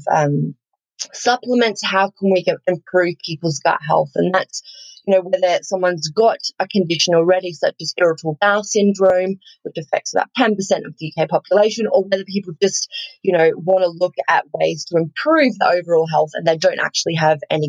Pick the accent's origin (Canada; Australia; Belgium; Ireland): Australia; accent: bogan; I grew up on a farm, actually. So I'm sure some of the listeners have picked up. I am Australian. My slightly bogan accent there